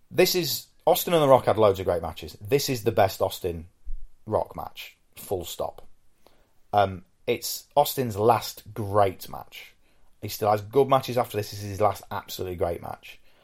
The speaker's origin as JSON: {"language": "English", "country": "United Kingdom", "said": "I'm British"}